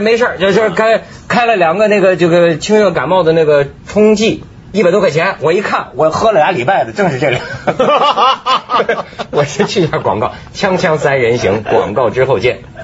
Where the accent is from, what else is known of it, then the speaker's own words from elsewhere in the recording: China; 咱们大陆人